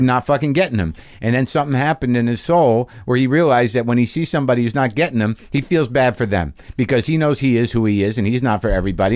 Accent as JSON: {"language": "English", "region": "New Mexico", "country": "United States", "tie": "born or raised there", "also_born_or_lived": "Boston", "moved": "yes", "said": "My parents are from Jersey, and I, I grew up mostly in New Mexico"}